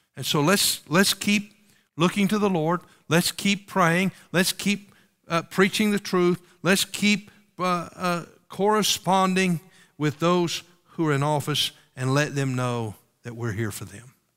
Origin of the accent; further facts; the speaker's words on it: United States; as American citizens